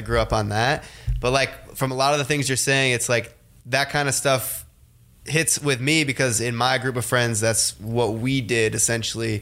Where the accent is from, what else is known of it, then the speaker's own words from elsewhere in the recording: Hudson, Ohio, United States; now in Los Angeles, United States; me growing up in Ohio